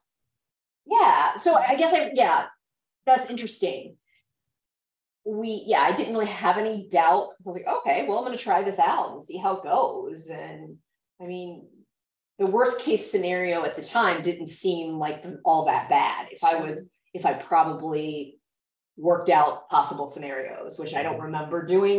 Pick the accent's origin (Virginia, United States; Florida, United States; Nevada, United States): Florida, United States; Daytona Beach; moved away as an adult; also born or lived in Washington, D.C.; I grew up in Florida. I grew up in Daytona Beach. It was a super fun place to grow up